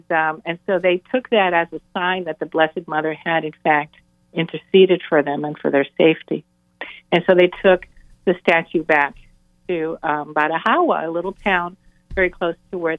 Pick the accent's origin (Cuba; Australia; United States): Cuba; I was born in Cuba, and so the image of Mary that I grew up with is Our Lady of Charity.